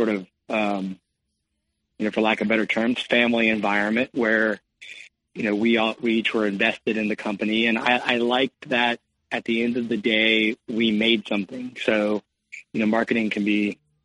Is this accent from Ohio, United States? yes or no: yes; Cincinnati, Ohio, United States; also born or lived in California; I grew up in Cincinnati, Ohio